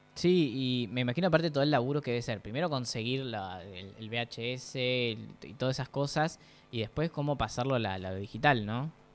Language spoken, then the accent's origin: Spanish; Avellaneda, Buenos Aires Province, Argentina; los que somos de Avellaneda